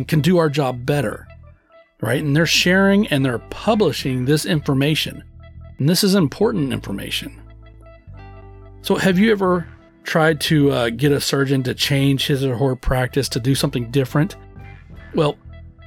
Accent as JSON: {"language": "English", "region": "Texas", "country": "United States", "tie": "born or raised there", "said": "I was born and raised in Texas."}